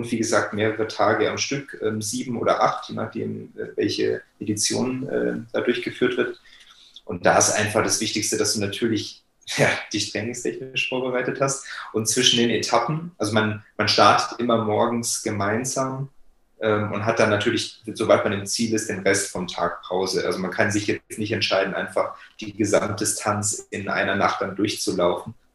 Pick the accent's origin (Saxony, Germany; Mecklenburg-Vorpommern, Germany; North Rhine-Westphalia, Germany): North Rhine-Westphalia, Germany; Bonn; Der ging in meiner Heimat in Bonn in Deutschland über 71 Kilometer